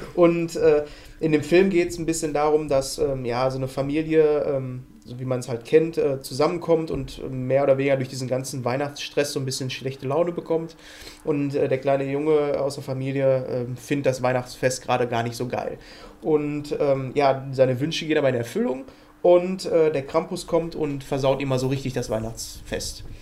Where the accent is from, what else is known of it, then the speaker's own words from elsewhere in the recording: Ruhr area, North Rhine-Westphalia, Germany; bei uns im Ruhrpott